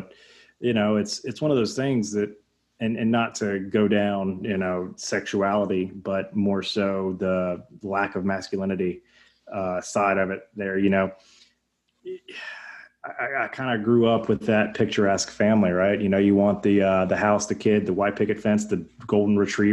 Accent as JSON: {"language": "English", "region": "Alabama", "country": "United States", "tie": "born or raised there", "said": "that's where we grew up in Alabama"}